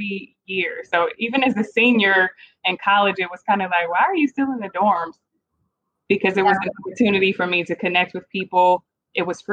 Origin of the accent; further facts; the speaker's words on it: Cleveland, Ohio, United States; moved away as an adult; also born or lived in Kent, Ohio / Atlanta, Georgia; now in Dallas, United States; I'm originally from Cleveland, Ohio, where I was born and raised and spent most of my life there